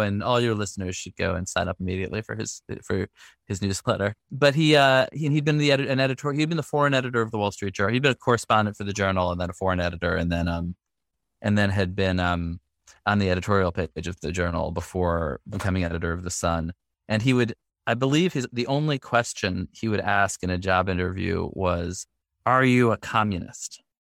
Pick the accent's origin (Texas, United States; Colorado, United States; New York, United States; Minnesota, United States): New York, United States; New York City; now in Brooklyn, United States; I grew up in the Upper West Side of Manhattan